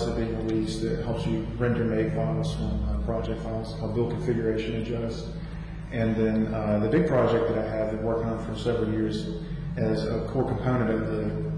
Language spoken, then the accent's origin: English; Birmingham, Alabama, United States; From Birmingham, Alabama